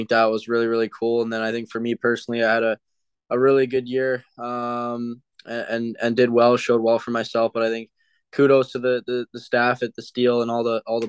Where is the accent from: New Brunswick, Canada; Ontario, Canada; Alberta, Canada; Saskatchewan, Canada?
Ontario, Canada; Mississauga; Being a hometown kid, kind of growing up watching the Leafs